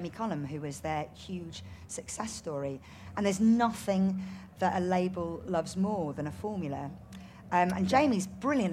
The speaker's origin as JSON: {"language": "English", "country": "India", "said": "I'm Indian"}